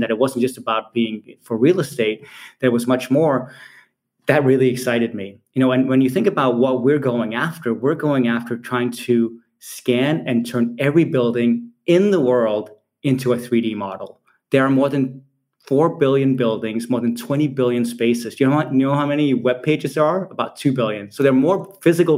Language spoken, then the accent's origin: English; Copenhagen, Capital Region of Denmark, Denmark; moved away as an adult; now in Silicon Valley, United States; I'm from Copenhagen, Denmark originally, even though I spent the last 20 years of my career in Silicon Valley